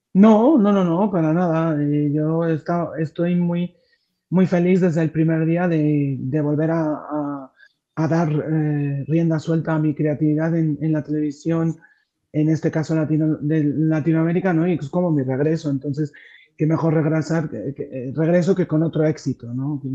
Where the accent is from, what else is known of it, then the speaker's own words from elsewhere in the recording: Madrid, Community of Madrid, Spain; also born or lived in Mexico; estar aquí con vosotros desde, desde Madrid, desde mi, desde mi pueblo